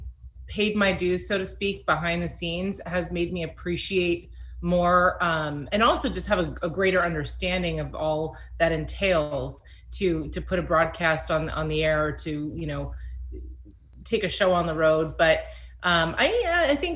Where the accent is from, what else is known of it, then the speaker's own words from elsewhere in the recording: New York, United States; now in California, United States; growing up in New York